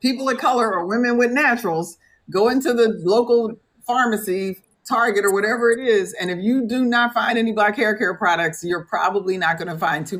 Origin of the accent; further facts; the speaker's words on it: United States; we're just Americans. We're just from the United States